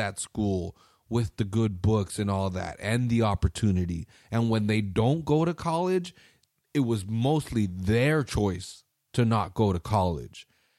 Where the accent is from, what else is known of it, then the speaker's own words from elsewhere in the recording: Salinas, California, United States; Because, again, I'm from Salinas. I'm not the minority, bitch. I'm fucking, right, we're the majority we're here. Yeah, yeah. It's a 75% Mexican town, dog.